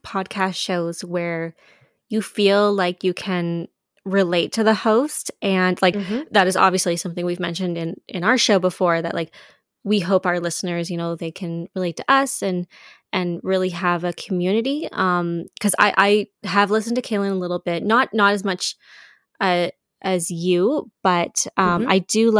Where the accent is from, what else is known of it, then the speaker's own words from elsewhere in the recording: Canada; as well, like obviously as a Canadian and as just a female producer.